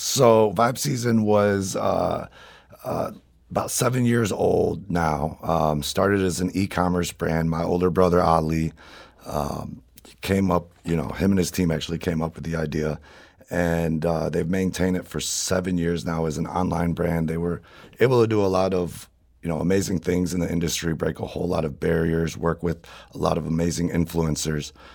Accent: St. Louis, Missouri, United States; being born and raised in Saint Louis

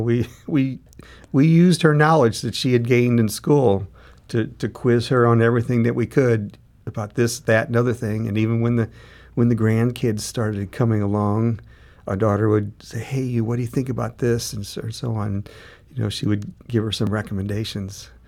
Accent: St. Louis, Missouri, United States; we both grew up in, uh, in North County

